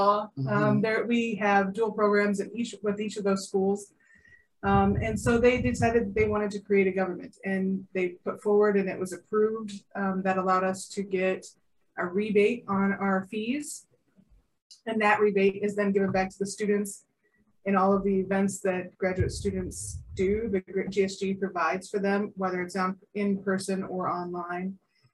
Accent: Omaha, Nebraska, United States; I'm from Omaha

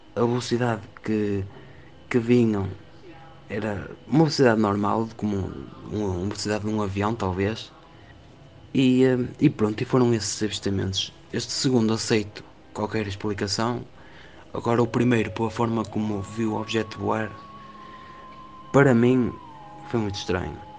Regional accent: Portugal; also born or lived in Vila Nova de Famalicão; sou português, eh, moro numa cidade chamada Vila Nova de Famalicão

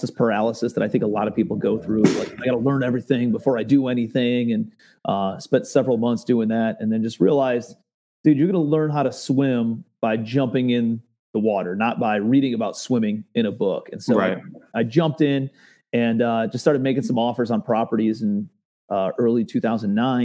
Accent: Cleveland, Ohio, United States; I'm a kid from Cleveland, Ohio, born blue collar suburbs

